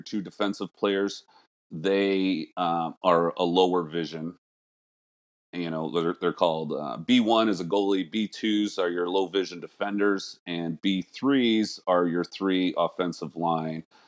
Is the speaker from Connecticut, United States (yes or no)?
yes; Connecticut, United States; I was born here in Connecticut